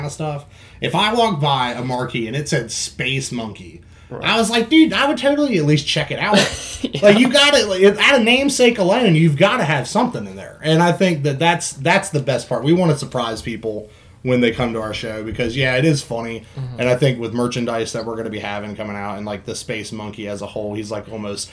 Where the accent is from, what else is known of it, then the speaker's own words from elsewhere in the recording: Roanoke, Virginia, United States; also born or lived in Sebring, Florida; I lived in Florida. I'm originally from Roanoke, Virginia.